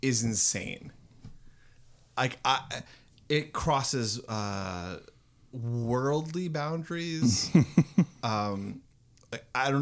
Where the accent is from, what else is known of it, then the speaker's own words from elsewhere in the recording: Canada; we're Canadian